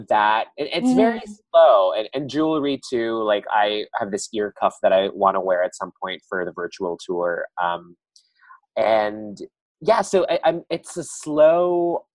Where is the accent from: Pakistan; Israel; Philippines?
Philippines; now in Brooklyn, United States; as Filipino immigrants